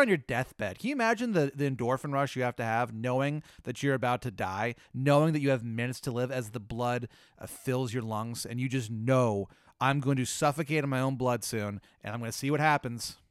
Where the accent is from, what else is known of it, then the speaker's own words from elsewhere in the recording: the South, United States; I'm from the South.